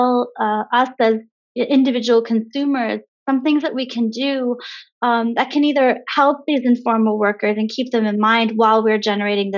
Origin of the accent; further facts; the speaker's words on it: United States; moved away; my home country of the US